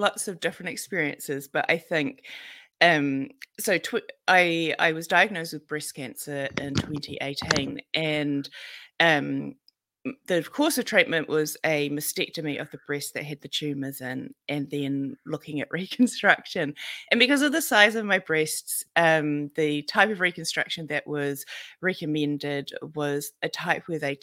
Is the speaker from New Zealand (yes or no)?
yes; Auckland, New Zealand; I'm from Auckland, New Zealand